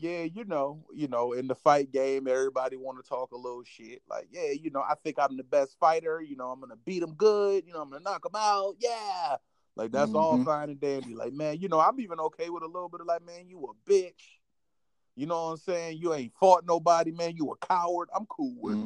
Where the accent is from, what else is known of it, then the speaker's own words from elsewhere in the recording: Virginia, United States; I'm from Virginia